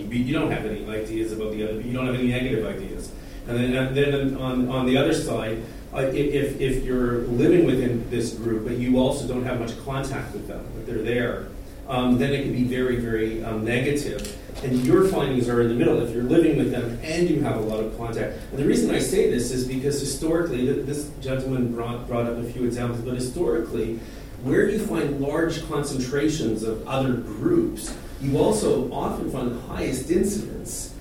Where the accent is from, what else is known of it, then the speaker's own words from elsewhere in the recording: Toronto, Ontario, Canada; growing up in Toronto